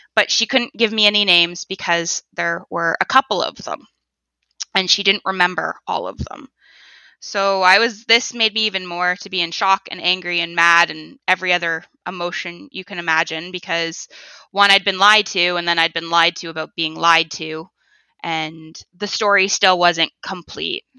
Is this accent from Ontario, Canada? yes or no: yes; Toronto, Ontario, Canada; I was born in the Toronto area